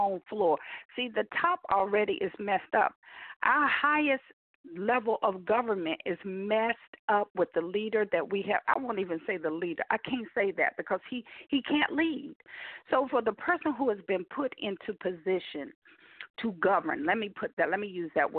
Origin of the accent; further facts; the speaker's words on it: United States; I am, as an American